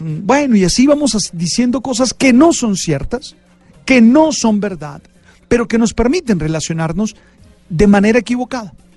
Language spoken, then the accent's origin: Spanish; Santa Marta, Magdalena, Colombia; yo por ser de Santa Marta